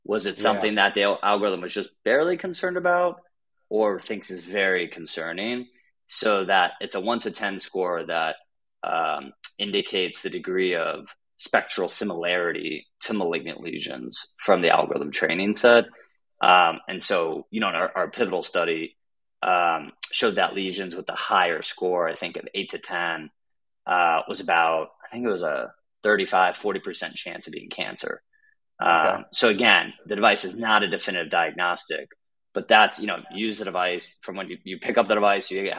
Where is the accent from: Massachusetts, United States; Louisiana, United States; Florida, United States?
Florida, United States; Gainesville; moved away as an adult; also born or lived in Brown University, Rhode Island; I grew up in North Central Florida in a small college town called Gainesville.